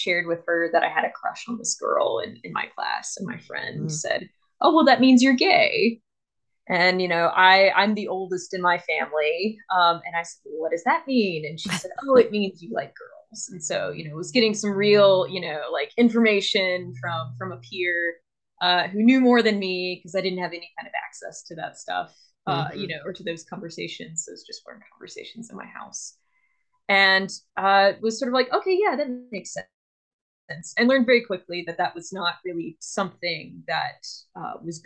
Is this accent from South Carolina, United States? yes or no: yes; Columbia, South Carolina, United States; I'm from South Carolina. I'm from the town of Columbia, which is the capital. And I grew up